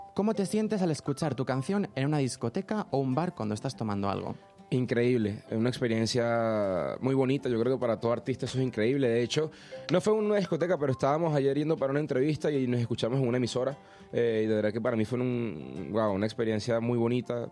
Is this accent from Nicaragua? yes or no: no; Venezuela; No es porque sea venezolano